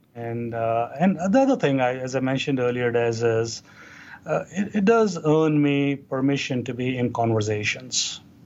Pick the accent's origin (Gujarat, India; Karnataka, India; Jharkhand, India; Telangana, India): Telangana, India; Hyderabad; moved away as an adult; now in United States; we grew up in Hyderabad, in India. Uh, that's kind of on the southern uh, part of the country. Uh, that's where I went through my uh, growing up, pretty much in entirety